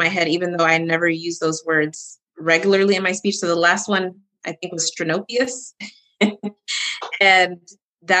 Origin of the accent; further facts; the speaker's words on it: Texas, United States; moved away; I'm originally from Texas. So yeah, I got to support a fellow Texan